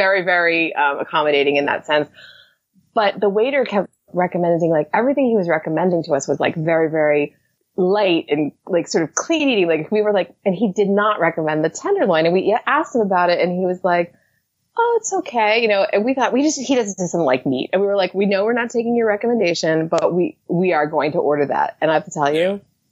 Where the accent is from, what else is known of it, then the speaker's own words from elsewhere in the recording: New Jersey, United States; I'm from New Jersey